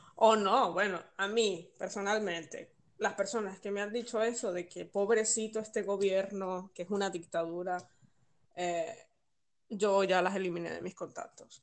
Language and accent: Spanish; Venezuela; moved away as an adult; now in Valencia, Spain; yo soy venezolana y el país es mío